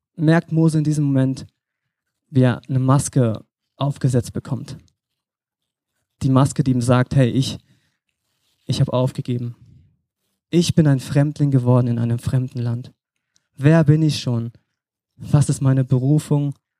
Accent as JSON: {"language": "German", "region": "Berlin", "country": "Germany", "moved": "yes", "said": "ich komme aus Berlin, bin jetzt hier ehrenamtlich in der Gemeinde mit am Start"}